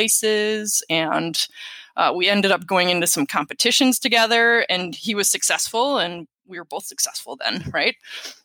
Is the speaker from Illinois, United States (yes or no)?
no; Wisconsin, United States; my home state. So we have Wisconsin